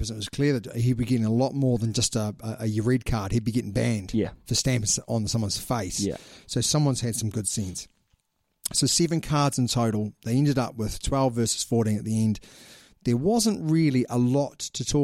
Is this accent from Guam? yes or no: no; Australia; And it's going to be the Sunwolves because I'm an Australian.